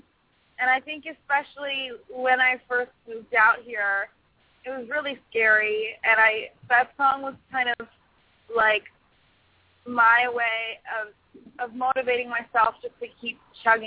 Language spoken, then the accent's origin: English; Canada; moved away as an adult; also born or lived in Nashville; now in Los Angeles, United States; I'm from Canada. I moved here a year ago.